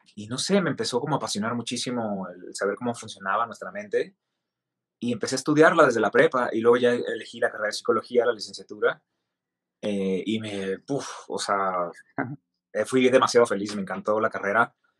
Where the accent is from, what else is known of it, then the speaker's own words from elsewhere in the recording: Mexicali, Baja California, Mexico; soy mexicano de Baja California, de Mexicali